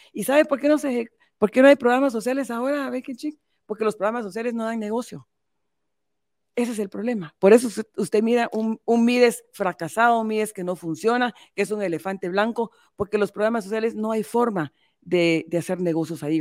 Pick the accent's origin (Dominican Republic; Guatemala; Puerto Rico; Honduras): Guatemala; como mujer guatemalteca, como madre